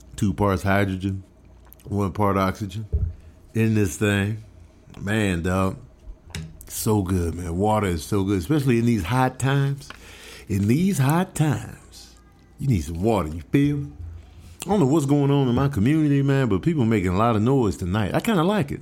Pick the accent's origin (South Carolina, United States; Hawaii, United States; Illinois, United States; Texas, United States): Illinois, United States; Chicago; now in Los Angeles, United States; I'm from Chicago